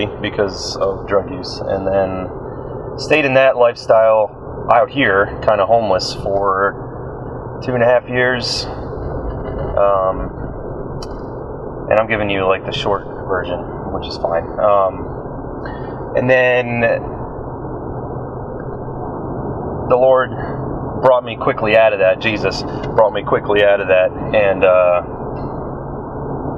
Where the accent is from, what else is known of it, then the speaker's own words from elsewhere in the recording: New Jersey, United States; moved away as an adult; I was born and raised in New Jersey